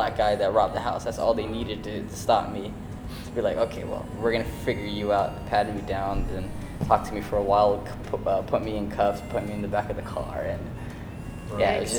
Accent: Kenya; born there; I was born in Kenya. My family's from Somalia. I was born in Kenya in a refugee camp.

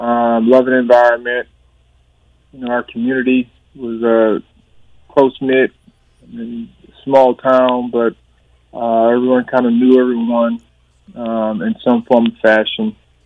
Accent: Thomasville, Georgia, United States; So I'm born and raised in Thomasville, Georgia.

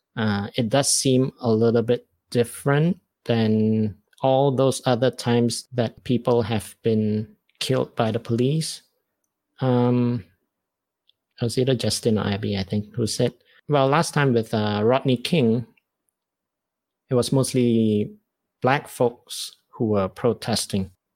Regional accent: Malaysia; as a Malaysian Chinese

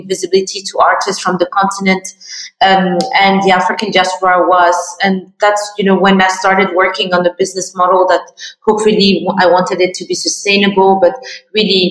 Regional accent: Morocco; I'm Moroccan, yes. French. I grew up in Morocco.

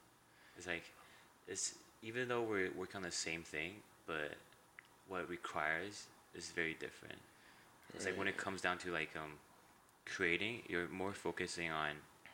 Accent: Taiwan; English is a second language; also born or lived in Vancouver, Canada; So I was born in Taiwan. {S0} Mm-hmm. {S1} I was raised in Vancouver till I was grade 3. And then moved back to Taiwan. And then for 13 years.

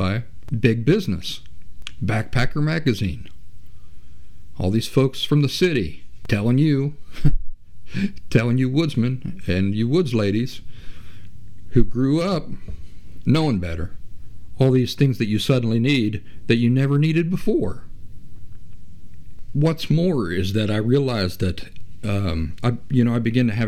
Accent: Central Appalachia, United States; I'm from Central Appalachia in the United States. And I grew up in the Appalachian woods

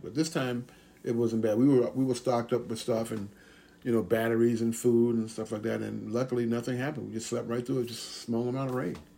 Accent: Atlanta, Georgia, United States; I grew up in Atlanta, Georgia

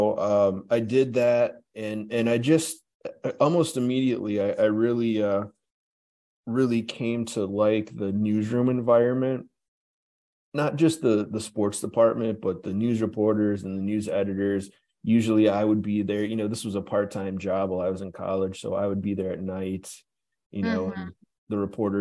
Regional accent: western Wisconsin, United States; also born or lived in St. Paul, Minnesota; now in Las Vegas, United States; I was born in St. Paul, Minnesota. Both of my parents are from St. Paul. When I was a young child, they moved out to western Wisconsin. They wanted to live in the country and have a garden and a big yard and all those things. So that's where I grew up

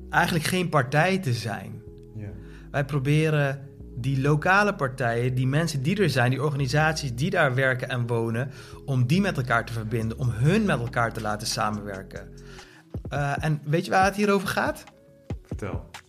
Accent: The Hague, South Holland, Netherlands; also born or lived in North Brabant; Eh, opgegroeid in Den Haag.

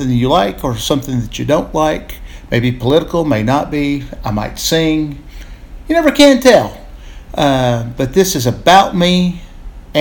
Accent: Texas, United States; I grew up in Big Handcomer, Texas. Wasn't even technically in Handcomer, Texas. Lived outside of Handcomer, Texas

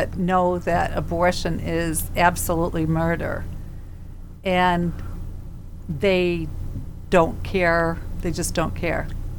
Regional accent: Boston, Massachusetts, United States; I'm from Boston, Father.

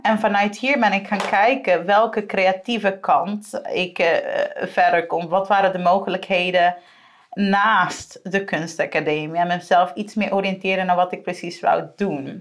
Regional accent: Aruba; moved away as an adult; now in Netherlands; ik kom van Aruba

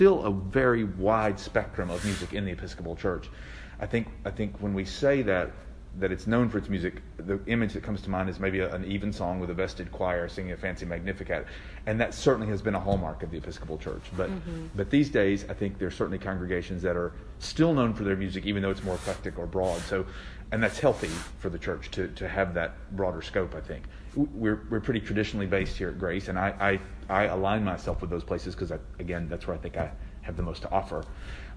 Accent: Tennessee, United States; moved away as an adult; also born or lived in New Haven, Connecticut; I grew up in Tennessee in a small town

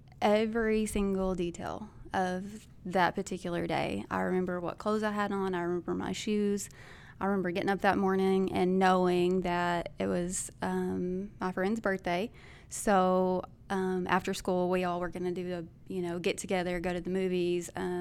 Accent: Bono, United States; I grew up in Bono.

